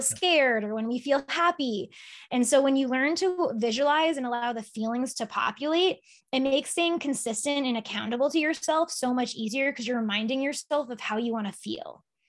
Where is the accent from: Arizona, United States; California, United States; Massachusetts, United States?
Massachusetts, United States; Sharon; I grew up in Sharon